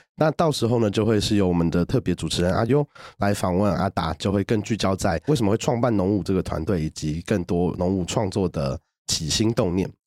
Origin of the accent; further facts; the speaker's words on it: Taipei, Taiwan; 我是从小都到台北长大的